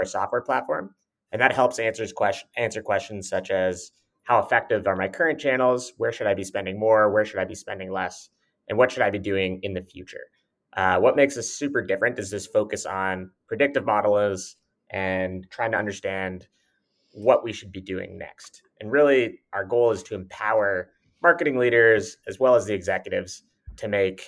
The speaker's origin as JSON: {"language": "English", "town": "Toronto", "region": "Ontario", "country": "Canada", "tie": "born or raised there", "said": "I was born and raised in Toronto, which is where our company is headquartered"}